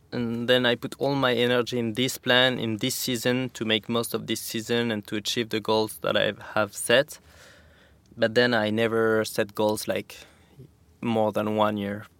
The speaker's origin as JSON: {"language": "English", "town": "Saint-Lary-Soulan", "region": "Occitania", "country": "France", "tie": "born or raised there", "also_born_or_lived": "Val Thorens, France", "second_language": "English", "moved": "yes", "lives_now": "Capbreton, France", "said": "I grew up in the Pyrenees, like a half hour from Spain in a resort called the Sanary."}